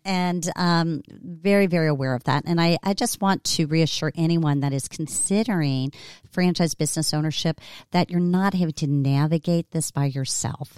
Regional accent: Cincinnati, Ohio, United States; my hometown, Cincinnati, Ohio

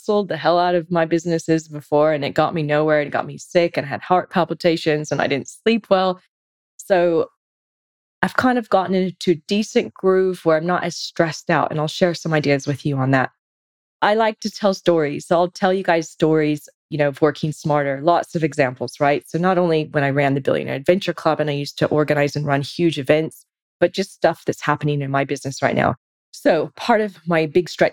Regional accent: California, United States; moved away as an adult; now in Sydney, Australia; I'm originally from the States, from California. Been in Sydney since 2003

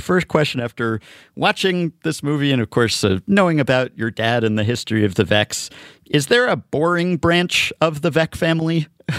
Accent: New York, United States; I'm a New Yorker

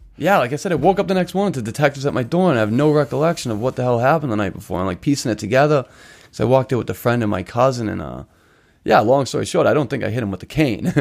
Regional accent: Boston, Massachusetts, United States; also born or lived in Chelsea, Massachusetts; grew up in Charlestown. I was brought up in Charlestown.

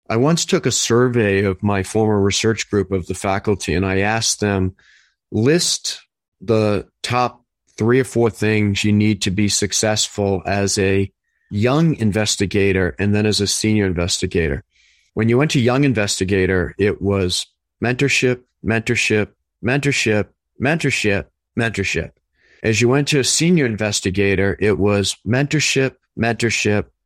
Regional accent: Somerville, Massachusetts, United States; moved away; I grew up in Winter Hill

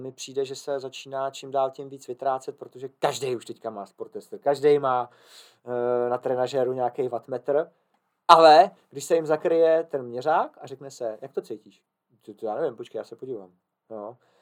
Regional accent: Czechia

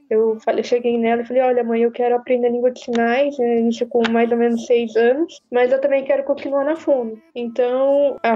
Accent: Santa Branca, São Paulo, Brazil; now in São Caetano do Sul, Brazil; Eu sou do, de Santa Branca, interior de São Paulo, mas atualmente moro em São Caetano.

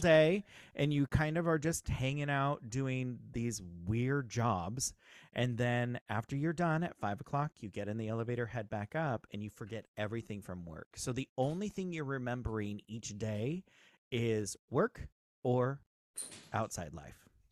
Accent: Southern California, United States; also born or lived in Ogden, Utah; I grew up here in Southern California.

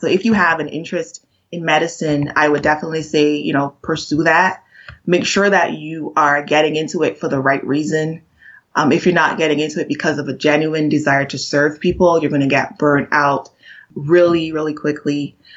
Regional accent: Barbados; moved away as an adult; now in United States

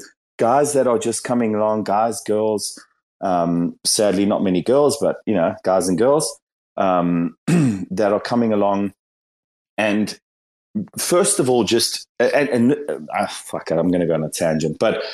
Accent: South Africa; I'm from South Africa, and like I think we probably aligned to this.

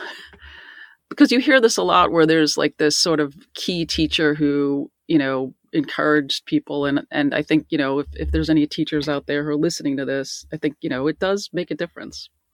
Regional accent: Garden City, New York, United States; I grew up in Garden City, Nassau County

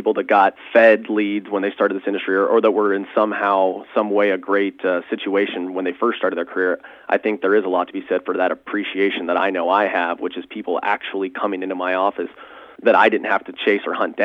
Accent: San Diego, California, United States; born and raised in San Diego

